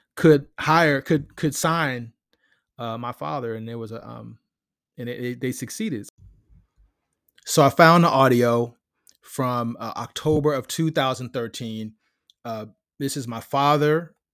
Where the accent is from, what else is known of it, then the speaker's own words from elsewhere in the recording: Silver Spring, Maryland, United States; I grew up in Silver Spring, Maryland, with the Washington Post